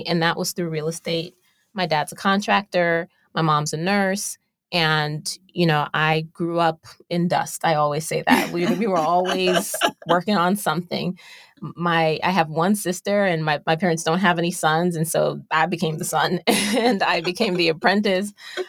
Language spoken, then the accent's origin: English; New York City, New York, United States; now in Los Angeles, United States; I'm from Brooklyn, New York originally. I am the daughter of Jamaican immigrants.